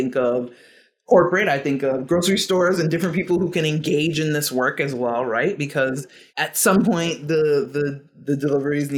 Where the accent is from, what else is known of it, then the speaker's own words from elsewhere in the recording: Georgia, United States; now in Massachusetts, United States; I grew up in Georgia and I've lived in Massachusetts for a long time, for 20 plus years.